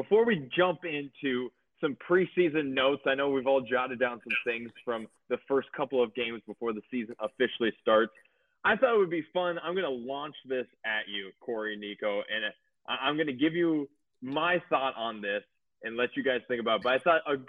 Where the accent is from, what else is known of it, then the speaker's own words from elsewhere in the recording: Minneapolis, Minnesota, United States; I grew up in Minneapolis, sitting on a couch in Minneapolis